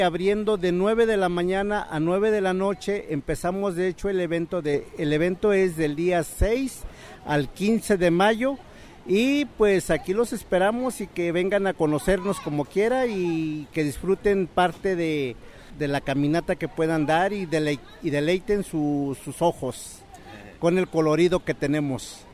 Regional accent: northern State of Mexico, Mexico; first language Mazahua; Spanish is a second language; also born or lived in Guadalajara, Jalisco; Soy originario del Estado de México, norte del Estado de México

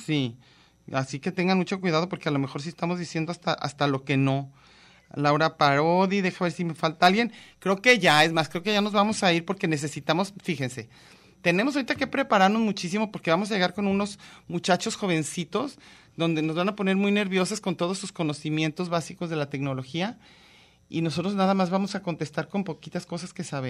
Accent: Mexico

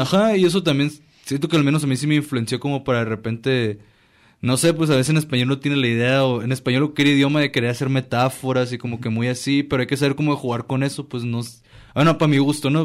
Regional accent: La Paz, Baja California Sur, Mexico; now in Guadalajara, Mexico; todos somos de allá de La Paz

